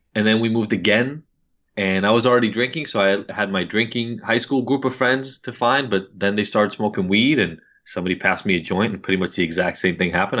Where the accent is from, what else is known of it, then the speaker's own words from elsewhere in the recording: Israel; moved away; I'm from Israel, upper middle class family